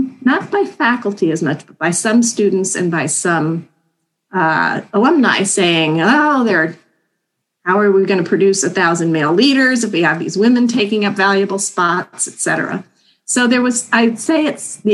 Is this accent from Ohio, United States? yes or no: yes; Sylvania, Ohio, United States; moved away as an adult; also born or lived in Northfield, Minnesota; when I applied to colleges, I was applying from Sylvania, Ohio, which is a small town on the Ohio-Michigan border